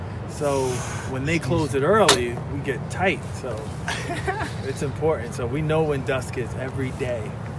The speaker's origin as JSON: {"language": "English", "town": "New York City", "region": "New York", "country": "United States", "tie": "born or raised there", "said": "I come from Staten Island. I'm a native Staten Islander."}